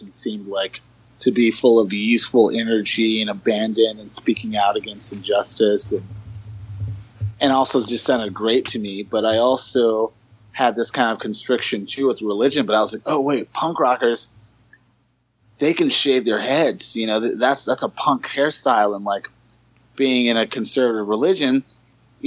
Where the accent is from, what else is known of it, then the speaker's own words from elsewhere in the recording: Los Angeles, California, United States; I was born and raised in Los Angeles, California